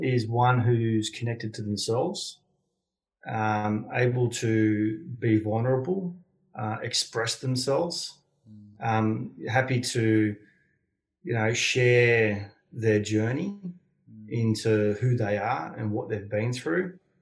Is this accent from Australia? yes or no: yes; Sydney, New South Wales, Australia; grew up on the outskirts of Sydney, uh, on the south uh, south of Sydney